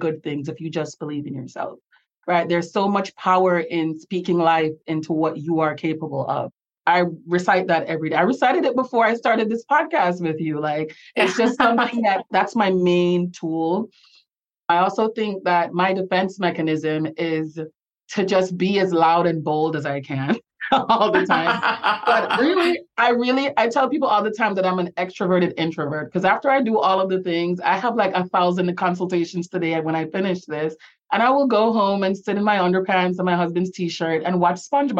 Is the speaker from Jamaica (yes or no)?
yes; Jamaica; accent: Jamaican; now in Florida, United States; I have the blessing of being from one of the most beautiful places on earth. And I love being Jamaican